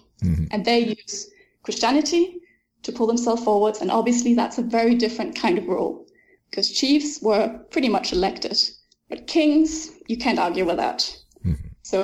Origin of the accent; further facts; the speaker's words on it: France; English is a second language; also born or lived in Denmark / England / South Korea; I was born in Denmark, but when I was 10, I moved with my family to France. And since then, I've lived in a few different places, both in France and England, South Korea.